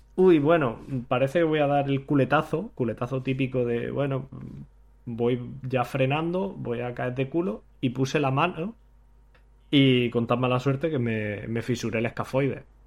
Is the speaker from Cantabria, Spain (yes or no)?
no; Granada, Andalusia, Spain; moved away as an adult; also born or lived in Hanover; now in Manchester, United Kingdom; yo que soy de Granada